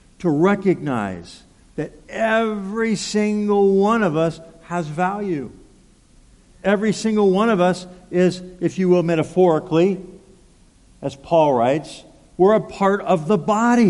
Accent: Pasadena, California, United States; moved away as an adult; now in Anchorage, United States; I grew up in Southern California in the Pasadena area.

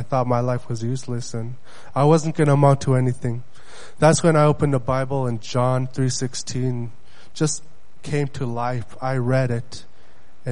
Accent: Bethel, Alaska, United States; first language Yupik; English is a second language; also born or lived in Nunapitchuk, Alaska; I'm from Bethel, Alaska. I grew up in the small village of Nunapichuk, which the population is about 200 to 300 people. I grew up there until I was 8 years old with my family.

